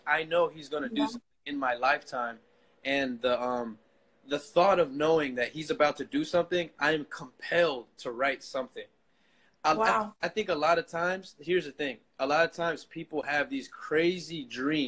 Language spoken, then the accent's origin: English; Orlando, Florida, United States; I grew up in Orlando, Florida. I was born and raised there